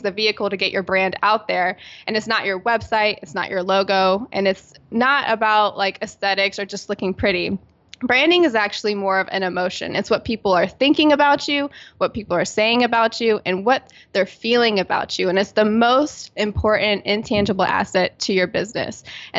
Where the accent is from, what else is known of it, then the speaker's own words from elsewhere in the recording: Virginia Beach, Virginia, United States; And I'm originally from Virginia Beach, Virginia on the East Coast.